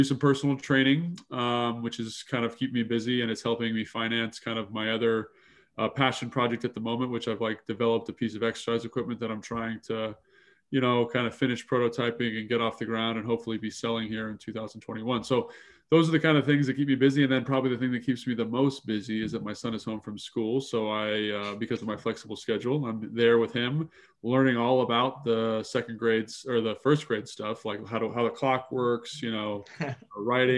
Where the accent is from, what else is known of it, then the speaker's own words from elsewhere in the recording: California, United States; now in Virginia, United States; I'm in Virginia currently. I grew up in California, but I'm in Virginia.